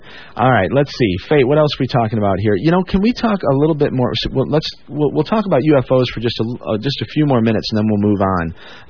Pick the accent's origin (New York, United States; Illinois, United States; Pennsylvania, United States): Illinois, United States; Chicago; moved away; Yeah, I'm from the Chicago area originally